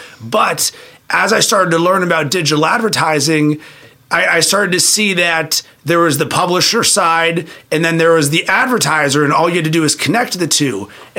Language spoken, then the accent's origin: English; Pittsburgh, Pennsylvania, United States; In Pittsburgh, Pennsylvania.